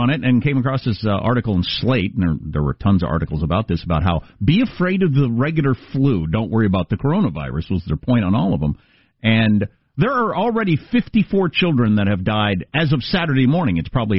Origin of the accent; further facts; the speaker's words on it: Kansas, United States; moved away; I'm from Kansas.